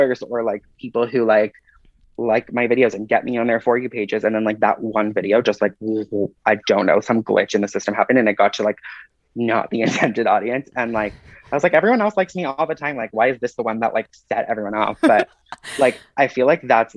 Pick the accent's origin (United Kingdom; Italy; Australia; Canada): Canada; Toronto, Ontario; I grew up in Toronto